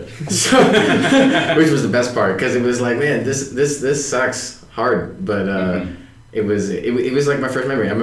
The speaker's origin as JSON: {"language": "English", "town": "Los Angeles", "region": "California", "country": "United States", "tie": "born or raised there", "said": "I'm from Los Angeles. I definitely didn't have to move here. I've been in the San Fernando Valley all of my life."}